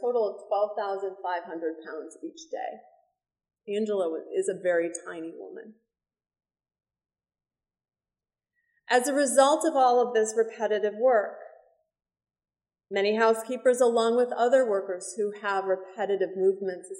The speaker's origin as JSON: {"language": "English", "town": "Chicago", "region": "Illinois", "country": "United States", "tie": "born or raised there", "said": "Chicago, my hometown"}